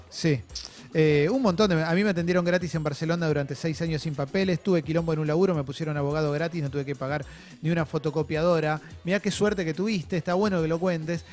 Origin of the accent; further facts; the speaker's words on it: Argentina; como argentino